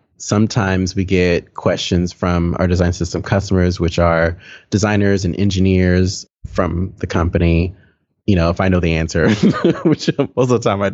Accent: Texas, United States; I grew up in or near Waco, Texas, which if you're not familiar with Waco for some reason, it is in the center of Texas, central Texas. I grew up in a very small town, maybe 15, 20 minutes north of Waco, a very small town.

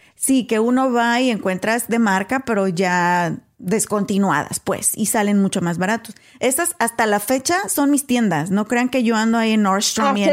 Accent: Mexico; moved away; soy mexicana

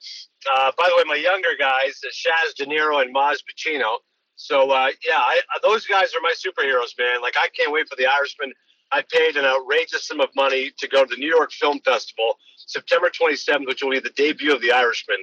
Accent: Canada; I'm Canadian

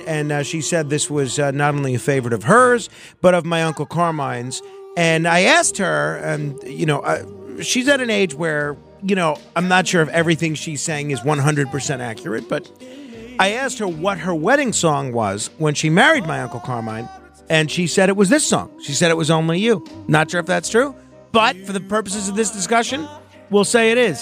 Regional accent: New York, United States; I am a New Yorker.

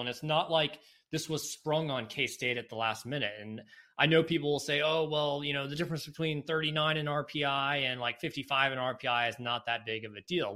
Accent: Raleigh, North Carolina, United States; moved away; from my home state, I grew up in the Raleigh area

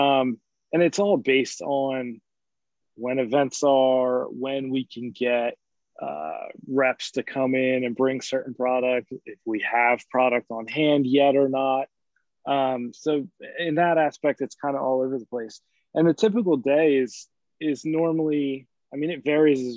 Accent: Ocean City, New Jersey, United States; I grew up in Ocean City, New Jersey, my entire life

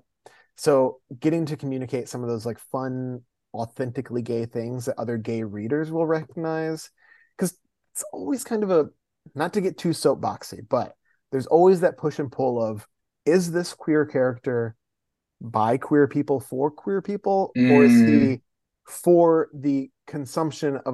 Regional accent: Midwest, United States; moved away as an adult; also born or lived in New York; I grew up in the Midwest and then I moved to New York for college

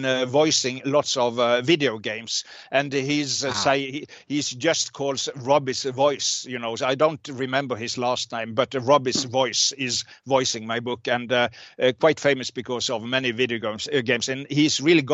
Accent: Norway; English is a second language; perhaps a bit more than the typical Norwegian

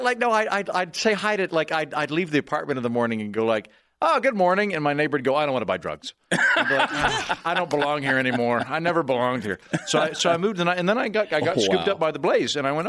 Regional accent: Oklahoma, United States; also born or lived in New York / Washington, D.C.; now in Austin, United States; I'm from Oklahoma originally, and I just kind of got worn out on New York overall.

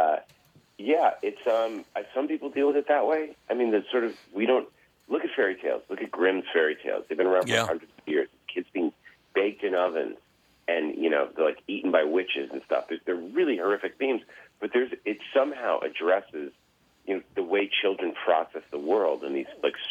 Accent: Massachusetts, United States; I grew up in Massachusetts

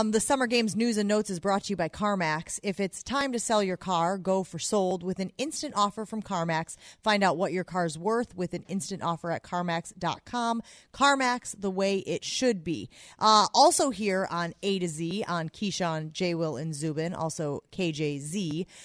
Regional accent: Northern Illinois, United States; I'm from Northern Illinois.

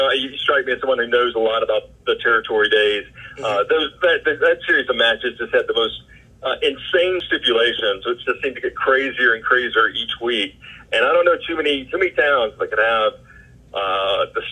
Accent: Memphis, Tennessee, United States; I grew up in Memphis

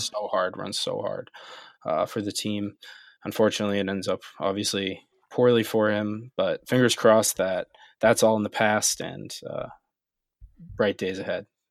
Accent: United States; as American fans

